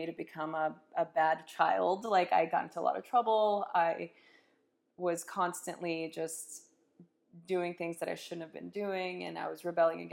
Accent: Los Angeles, California, United States; I grew up in East Los Angeles during a very chaotic time

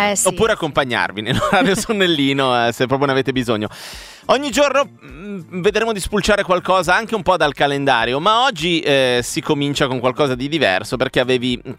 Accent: Milan, Lombardy, Italy; Sono milanese, nord eh, no, no, non lo so.

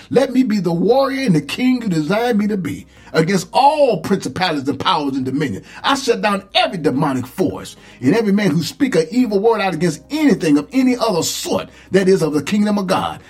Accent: Saginaw, Michigan, United States; when I was young and growing up in the Pentecostal church down in Saginaw, Michigan

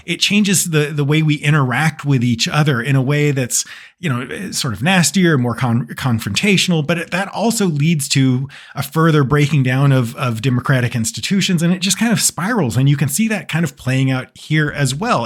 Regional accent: United States; as an American

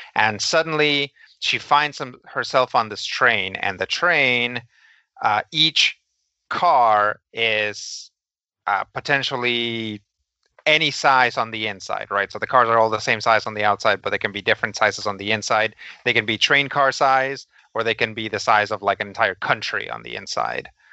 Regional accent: Los Angeles, California, United States; growing up in Los Angeles

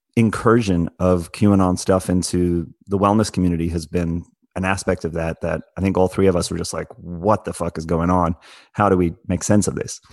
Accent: South Africa; as someone who grew up in South Africa

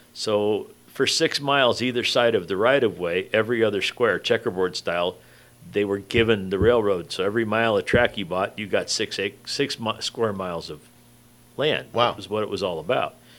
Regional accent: Riverside, California, United States; you and I were raised in Riverside

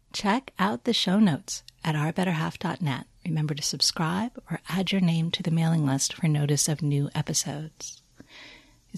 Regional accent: United States; as an American

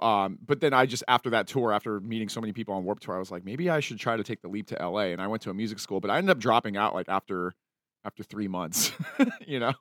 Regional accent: Salt Lake City, Utah, United States; now in Los Angeles, United States; I grew up in Salt Lake City

